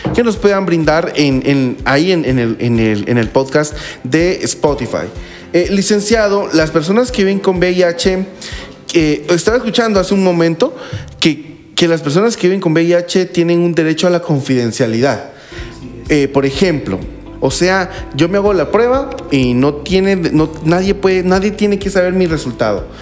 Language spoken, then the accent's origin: Spanish; Guatemala; como guatemaltecos